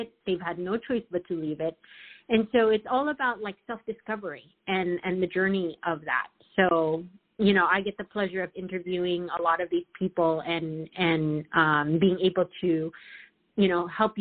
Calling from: Southern California, United States; I'm calling from Southern California

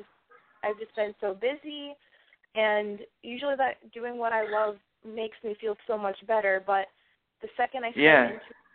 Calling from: Manchester, New Hampshire, United States; I'm calling from New Hampshire, Manchester, New Hampshire.

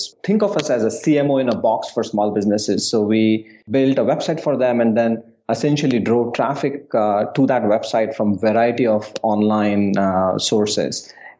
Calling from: New York City, New York, United States; I'm calling in from New York City.

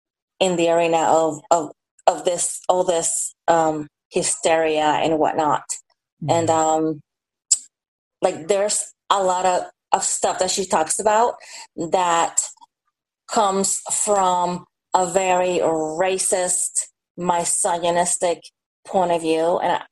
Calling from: Atlanta, Georgia, United States; Oh, Atlanta, Georgia.

